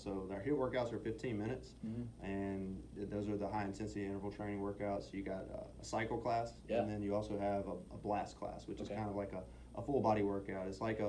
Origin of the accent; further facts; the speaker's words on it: Mississippi, United States; moved away as an adult; now in San Antonio, United States; We're originally from Mississippi. We went back home to Mississippi for Christmas.